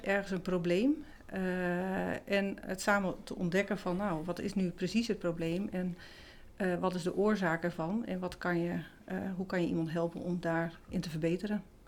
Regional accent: Groningen, Netherlands; now in Tolbert, Netherlands; ik kom uit, oorspronkelijk uit het Huizen Dus ik ben Groningse uit de klei getrokken, zeggen ze dan

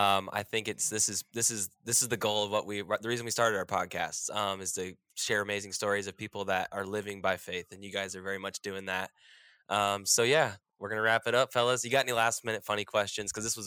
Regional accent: Florida, United States; I grew up in Florida, so I'm used to lizards.

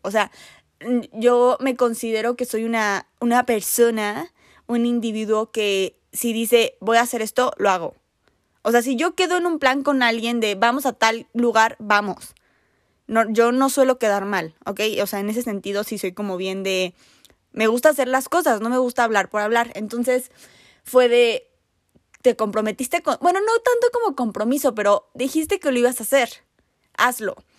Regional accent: Mexico City, Mexico; yo soy de la Ciudad de México

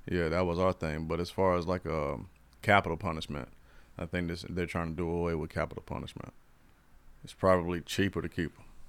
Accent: Florida, United States; I'm from Florida and I'm German.

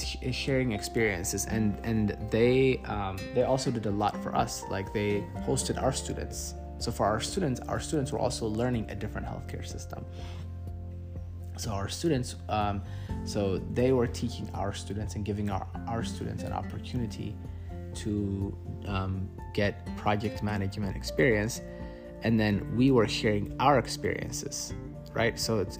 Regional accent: United States; I am from America. And the best country in the world.

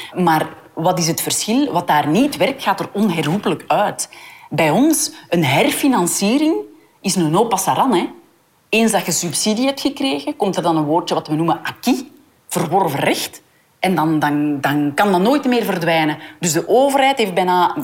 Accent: Hoegaarden, Flanders, Belgium; Ik kom uit Hoegaarden

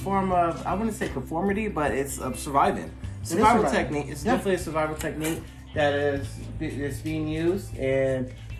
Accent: United States; accent: Ebonics (AAVE); first language African American Vernacular English (Ebonics); I'm bilingual. My first language is Ebonics. That's my true language. And then second language is English. So, you know, I am bilingual. I'm working my third one. Se habla español.

